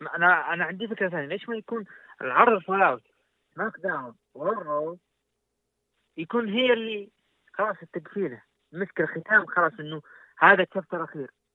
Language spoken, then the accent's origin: Arabic; Saudi Arabia; عندنا في السعوديه تحديدا مكه والمدينه